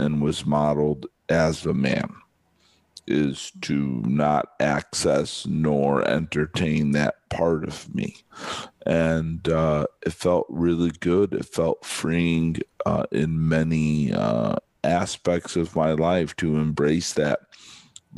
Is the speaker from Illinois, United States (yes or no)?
yes; just outside of Chicago, Illinois, United States; moved away as an adult; now in Southern California, United States; most of my life, I grew up just outside of Chicago